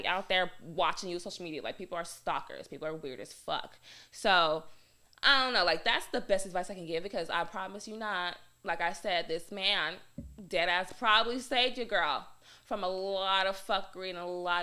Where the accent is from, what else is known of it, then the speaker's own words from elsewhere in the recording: Arizona, United States; me growing up in Arizona